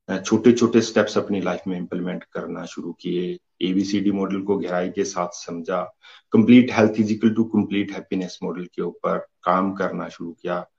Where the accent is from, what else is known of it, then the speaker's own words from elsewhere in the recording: Himachal Pradesh, India; basically मैं हिमाचल प्रदेश तहसील रोजी का रहने वाला हूँ